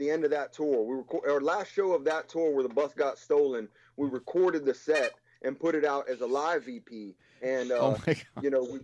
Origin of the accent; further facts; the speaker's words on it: Pittsburgh, Pennsylvania, United States; I'm from that area. I'm from Pittsburgh